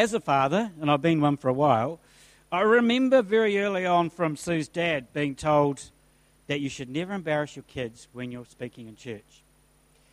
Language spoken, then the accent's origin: English; Christchurch, Canterbury, New Zealand; moved away; I grew up in Christchurch, so I bleed red and black